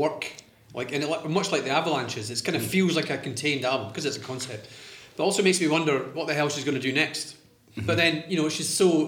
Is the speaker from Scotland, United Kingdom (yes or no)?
yes; Arbroath, Scotland, United Kingdom; I grew up in Arbroath